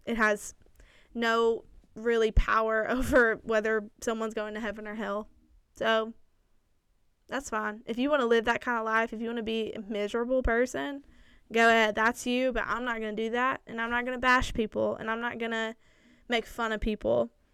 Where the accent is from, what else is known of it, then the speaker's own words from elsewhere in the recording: Lawrenceburg, United States; I grew up there. That is my hometown